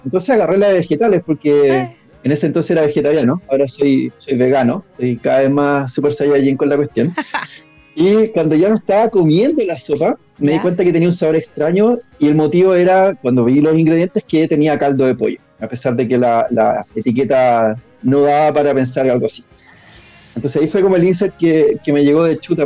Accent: Pirque, Santiago Metropolitan Region, Chile; vivía en Pirque, que es una zona de Santiago

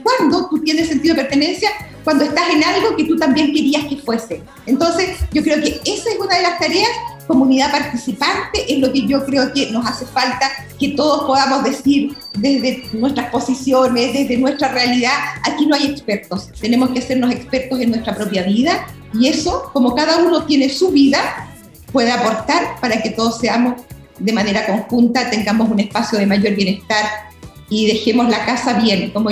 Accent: Chiguayante, Biobío, Chile; Yo soy de Chihuayante

